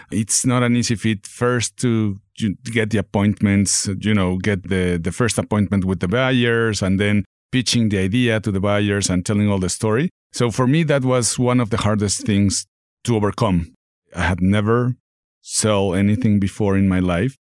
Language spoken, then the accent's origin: English; Mexico City, Mexico; moved away as an adult; also born or lived in Texas / Dallas; now in Northwest Arkansas, United States; I'm from Mexico City, born and raised, moved to Texas